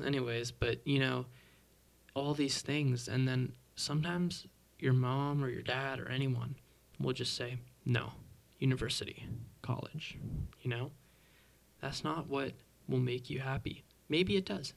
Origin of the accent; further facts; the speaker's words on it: Mississauga, Ontario, Canada; I'm a drummer from Toronto, or well, technically Mississauga